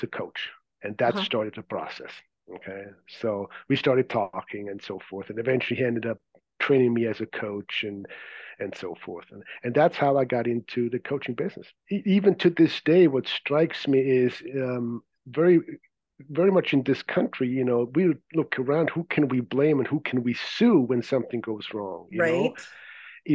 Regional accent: Zurich, Switzerland; English is a second language; moved away as an adult; As you may be able to detect from my accent, I wasn't born here. I grew up in Zurich, Switzerland

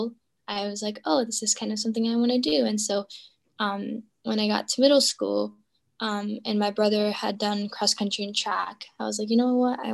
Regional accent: Prospect Heights, Illinois, United States; I am from Prospect Heights.

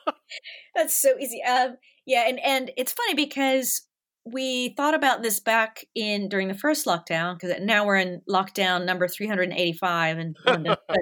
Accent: Nashville, Tennessee, United States; moved away as an adult; also born or lived in Los Angeles; now in London, United Kingdom; I grew up in the South

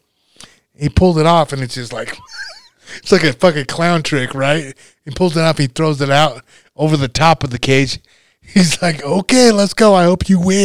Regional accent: North Platte, Nebraska, United States; my hometown. That was how big it was, North Platte

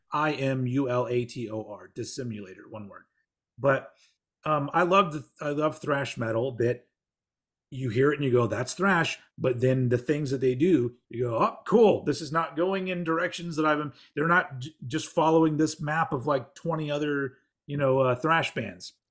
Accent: Austin, Texas, United States; my hometown of Austin, Texas

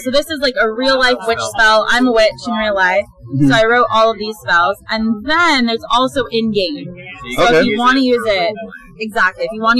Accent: Central Coast, California, United States; We're actually from the Central Coast, so about 3.5 hours from here.

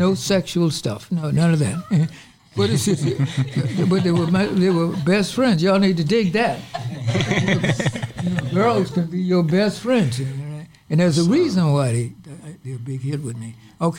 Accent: Florida, United States; also born or lived in Georgia / New York / Ohio; now in Minnesota, United States; I was born in Georgia, raised in Florida, and partly raised in New York. I see I'm a drifter.

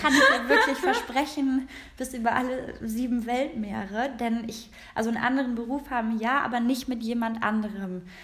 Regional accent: Rhineland, Germany; now in Berlin, Germany; ich bin aus dem Rheinland, ja, und ich bin mit diesen ganzen Jungs groß geworden

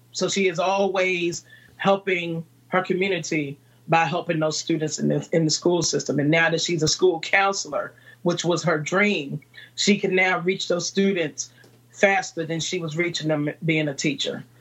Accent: Farmville, Virginia, United States; now in Newport News, United States; I'm originally from Farmville, Virginia, and Farmville, Virginia is a small town

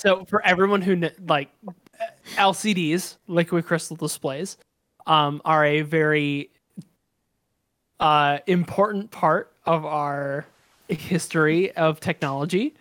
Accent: United States; I'm very American

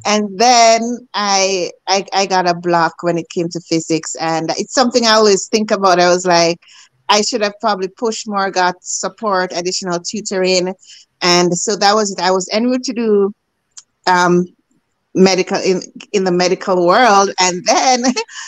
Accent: Jamaica; moved away as an adult; now in Canada; As a girl growing up in Jamaica

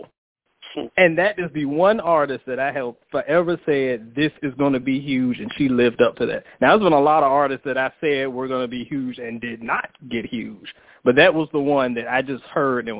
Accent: Portsmouth, Virginia, United States; born or raised there

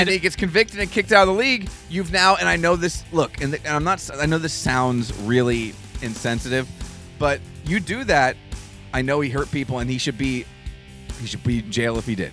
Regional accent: Berks County, Pennsylvania, United States; When you grow up in Berks County

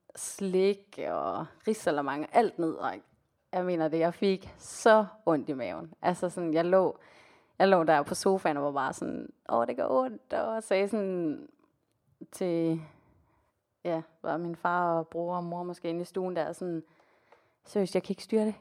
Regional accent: Denmark; also born or lived in Colombia; now in Copenhagen, Denmark

